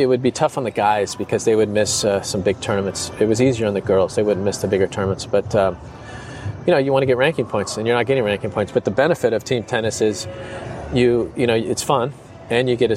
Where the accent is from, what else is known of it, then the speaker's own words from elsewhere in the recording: Southern California, United States; as a kid growing up in Southern California